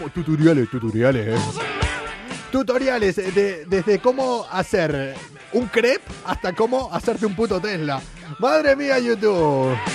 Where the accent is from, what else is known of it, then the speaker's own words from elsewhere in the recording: Seville, Andalusia, Spain; accent: Andalusian; Eh, yo soy de Sevilla, como mi gran amigo Russell. Yo soy sevillano. no se me nota el acento andaluz.